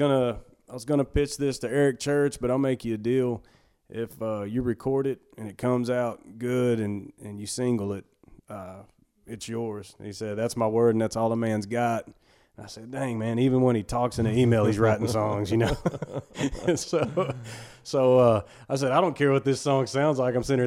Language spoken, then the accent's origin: English; West Texas, United States; moved away as an adult; now in Dallas, United States; I'm from West Texas